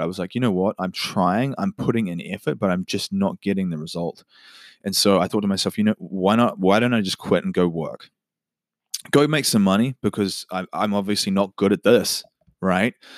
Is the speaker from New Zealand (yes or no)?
yes; Auckland, New Zealand; also born or lived in Whanganui, New Zealand; I was born in Wanganui, and at a young age, my family moved up to Auckland in New Zealand